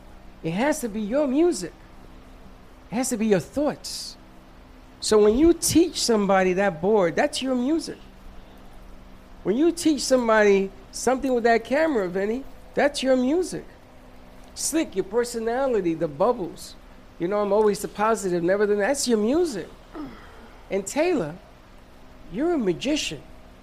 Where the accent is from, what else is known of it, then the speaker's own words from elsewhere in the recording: Puerto Rico; I told you when I came from Puerto Rico and I watched The Who?